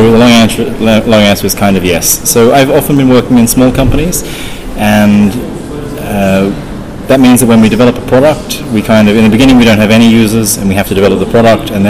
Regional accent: Australia; moved away; So uh, I'm, I'm from Australia, um, but my, my voice probably doesn't sound that Australian because I've been away for about 15 years.

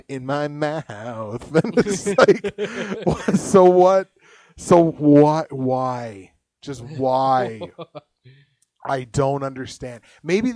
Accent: Canada; we're Canadian

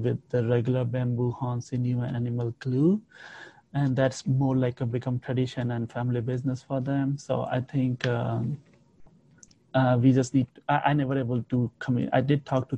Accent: India; India have a huge history and we have so many different type of bows

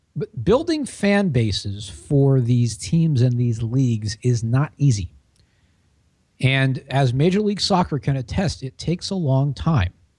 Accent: Washington, United States; I grew up in Washington

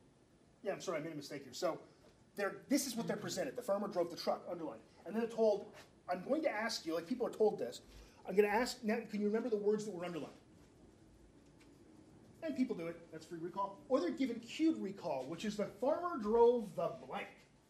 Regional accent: Spain; Because I've made paella a lot, because I'm from Spain.

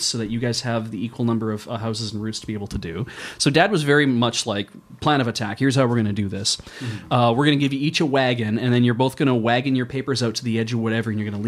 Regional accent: Medicine Hat, Alberta, Canada; I grew up in Medicine Hat

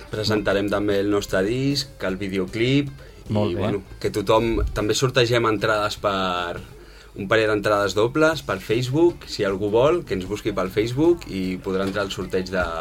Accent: Calonge, Catalonia, Spain; now in Barcelona, Spain; jo sóc de Calonja.

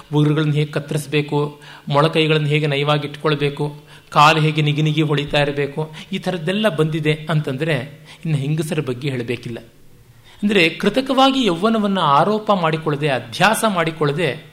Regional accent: Bengaluru, Karnataka, India; ಬೆಂಗಳೂರಿನ ನನ್ನ ಊರು ಅಂತಲೇ ಭಾವಿಸಿರುವ ನನಗೇ

